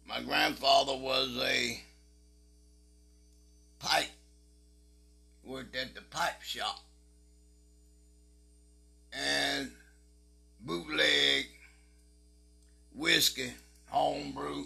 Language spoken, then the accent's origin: English; Attalla, Alabama, United States; I grew up on Oak Street in Ottawa, Alabama